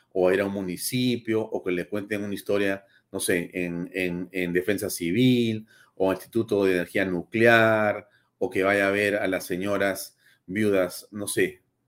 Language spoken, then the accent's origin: Spanish; Peru; como peruano, como ciudadano del mundo y como ciudadano de, de, de, de, del Perú